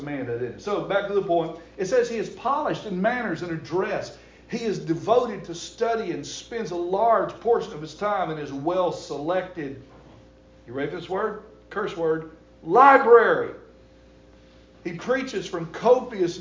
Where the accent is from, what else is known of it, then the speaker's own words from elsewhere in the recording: the South, Southern United States, United States; as a Southerner